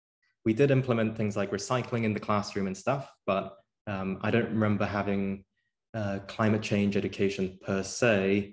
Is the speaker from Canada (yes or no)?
no; England, United Kingdom; moved away as an adult; also born or lived in South Korea; now in New York City, United States; I am originally from South Korea, although I grew up in England right before actually coming to Emory.